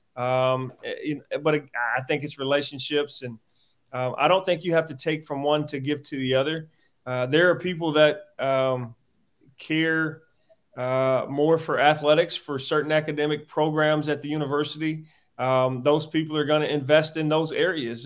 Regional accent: Warrenton, North Carolina, United States; moved away as an adult; now in Missouri, United States; came back to my hometown of Warrenton, Warren County High School

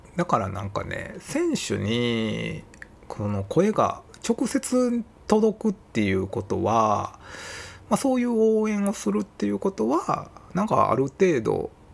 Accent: Osaka, Japan; accent: Kansai-ben; 僕自身は生まれは大阪なんですけど、まあ両親が広島出身なんですよね

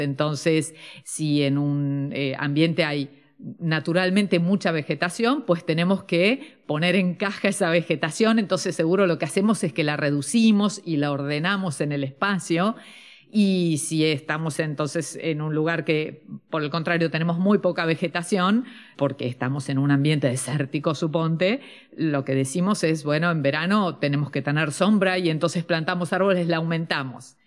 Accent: Argentina

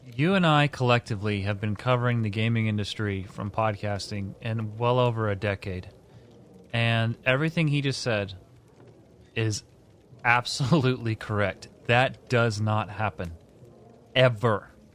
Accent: Indiana, United States; I'm from Indiana.

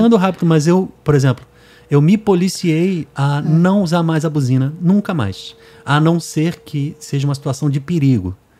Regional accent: Rio de Janeiro, Brazil; moved away as an adult; now in Fortaleza, Brazil; eu sou do Rio.

